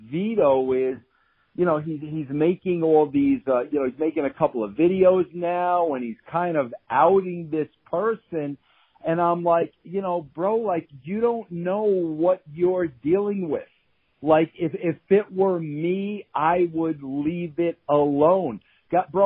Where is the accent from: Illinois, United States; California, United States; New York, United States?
New York, United States; Long Island; I was from Long Island. We were both Italian.